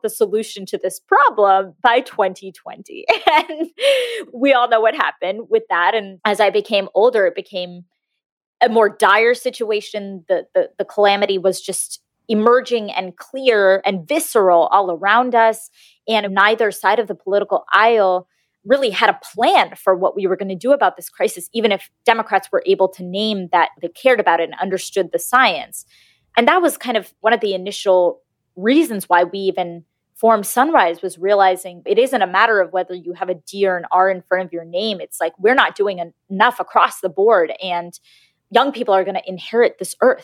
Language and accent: English; outside of Boston, Massachusetts, United States; in my like little strip of backyard in where I grew up outside of Boston